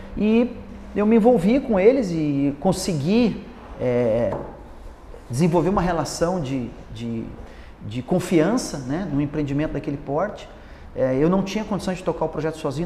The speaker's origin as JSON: {"language": "Portuguese", "region": "Paraná", "country": "Brazil", "also_born_or_lived": "United States", "said": "eu sou de uma cidade pequena do Paraná"}